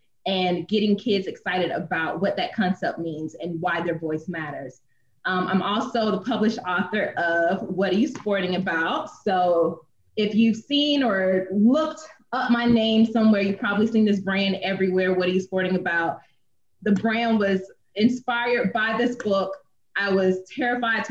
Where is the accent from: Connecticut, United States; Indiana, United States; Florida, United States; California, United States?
Florida, United States; Gainesville; my hometown in Gainesville, Florida